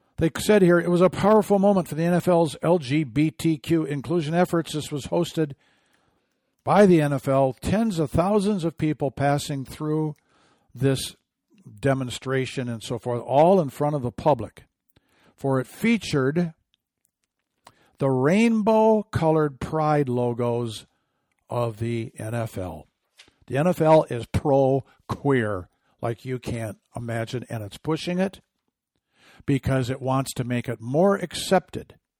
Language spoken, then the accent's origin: English; Michigan, United States; my home state team